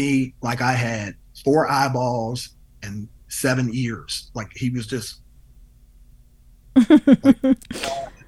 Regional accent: Cleveland, Ohio, United States; now in Denver, United States; Denver is not even my home. I grew up in Cleveland

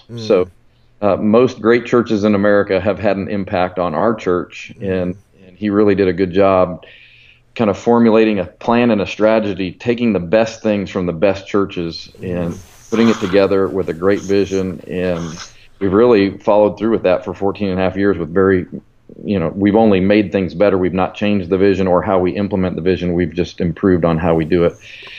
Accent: Colorado, United States; moved away as an adult; now in Alabama, United States; Pastor Chris was my youth pastor 26 years ago out in Colorado where I grew up.

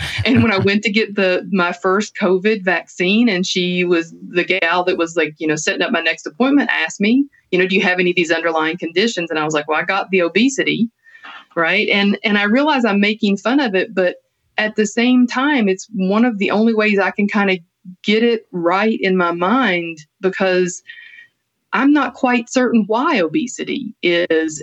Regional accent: Appalachia, United States; being a woman or being Appalachian or working class

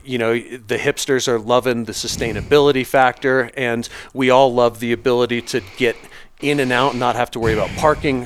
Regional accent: Vail, Colorado, United States; I grew up out here in Vail, Colorado

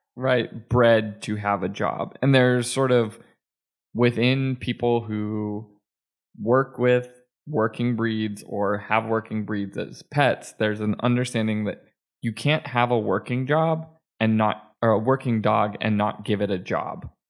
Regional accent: Manchester, New Hampshire, United States; my hometown of Manchester, New Hampshire

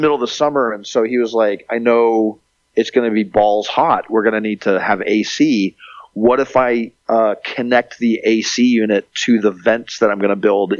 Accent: Montreal, Quebec, Canada; born there; I'm a mutt. I'm like half Canadian. I was born in Montreal.

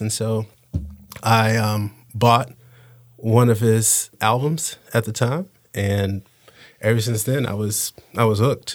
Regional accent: Panama City, Florida, United States; I learned growing up in Panama City

